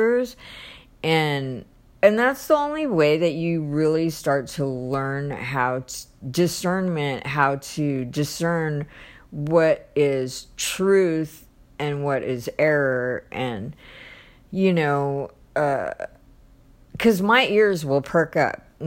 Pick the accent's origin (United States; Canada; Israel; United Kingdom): United States; I'm in America, and I'm an American Christian